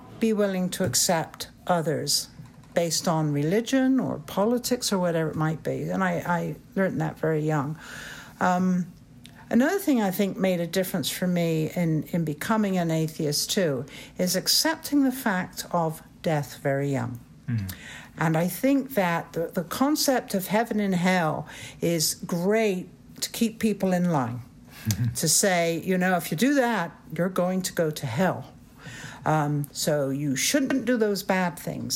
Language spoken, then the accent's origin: English; Bristol, South West England, United Kingdom; moved away as an adult; now in United States; I'm from England